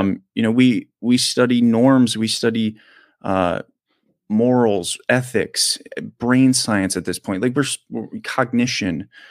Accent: United States; I'm an American

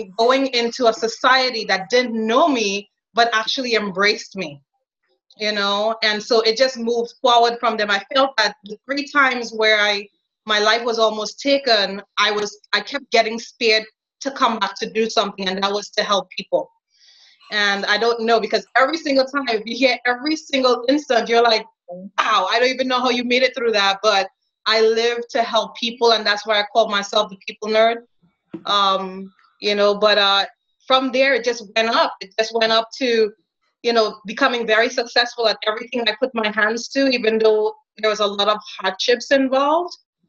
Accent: Trinidad & Tobago; moved away; also born or lived in New York; I was born and raised in Trinidad, West Indies, also known as Trinidad and Tobago

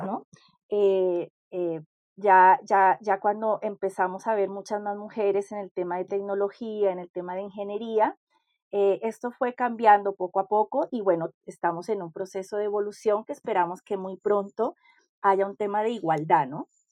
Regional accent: Colombia; also born or lived in Chile; now in Peru; Que si bien yo soy colombiana, eh, ya prácticamente era casi extranjera en mi propio país, ¿no? Después de tantos años fuera de Colombia

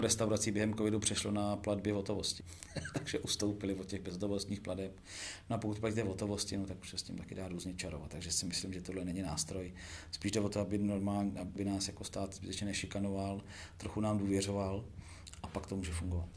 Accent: Plzeň, Plzeň Region, Czechia; já jsem z Plzně

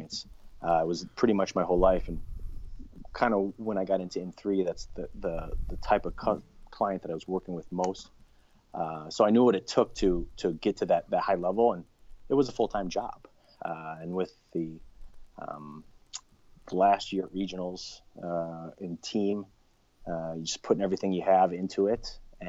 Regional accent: Chicago, Illinois, United States; moved away as an adult; also born or lived in Arizona; where I grew up in Chicago

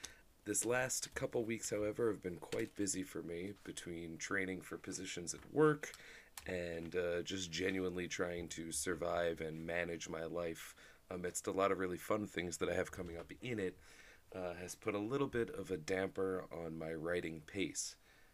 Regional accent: New Jersey, United States; Congratulations to my home state of New Jersey, who the day after 420... in perfect New Jersey fashion, saw fit to legalize weed recreationally, which is huge.

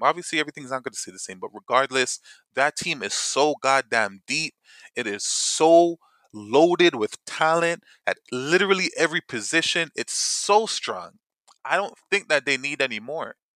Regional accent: Toronto, Ontario, Canada; we're from Toronto

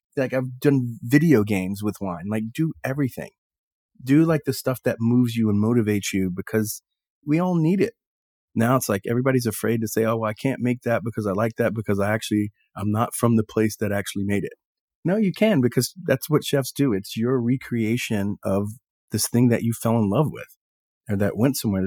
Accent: Texas, United States; moved away; I grew up in Texas

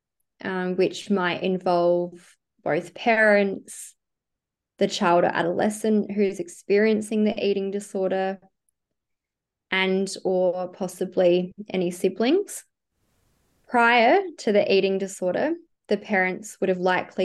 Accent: South Australia, Australia; moved away as an adult; now in Sydney, Australia; I am originally from South Australia and I moved to Sydney about 5 years

